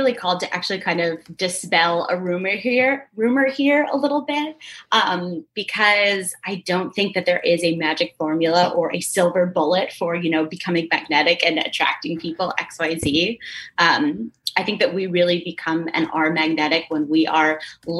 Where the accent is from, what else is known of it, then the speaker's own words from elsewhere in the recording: Connecticut, United States; now in New York City, United States; I grew up in Connecticut, about an hour outside of the city